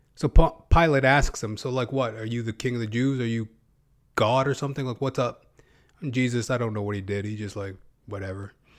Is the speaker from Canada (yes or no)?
yes; Canada; as a Canadian, as a Canuck